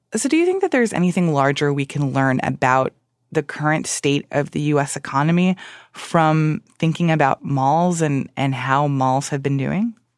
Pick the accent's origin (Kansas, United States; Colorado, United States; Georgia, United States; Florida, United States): Florida, United States; Miami; I grew up in Miami